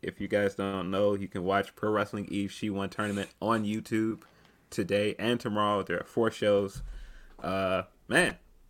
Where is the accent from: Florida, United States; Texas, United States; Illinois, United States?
Illinois, United States; Chicago; I'm from Chicago. Music. I'm from a town where house music is taken seriously.